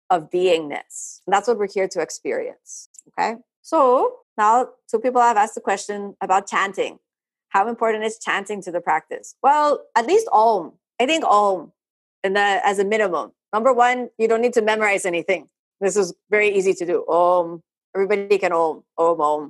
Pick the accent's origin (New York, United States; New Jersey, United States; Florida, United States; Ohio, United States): Florida, United States; first language English; me as a native English speaker growing up in Florida